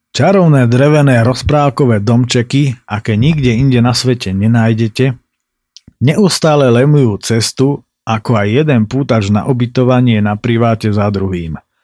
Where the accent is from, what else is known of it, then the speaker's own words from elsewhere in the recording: Tatranská Lomnica, Prešov Region, Slovakia; Z Tatranskej Lomnice, vravím